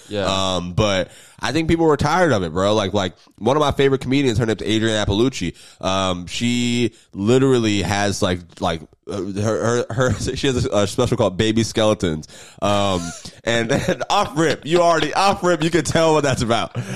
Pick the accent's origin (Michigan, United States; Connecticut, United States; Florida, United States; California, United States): Florida, United States; Jacksonville; I'm from Jacksonville